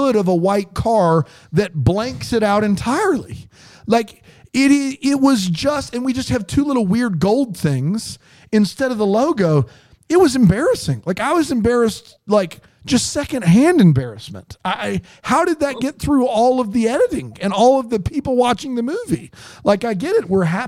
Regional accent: South Carolina, United States; I'm from South Carolina

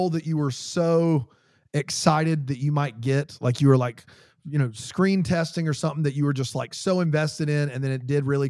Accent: South Carolina, United States; we're from South Carolina.

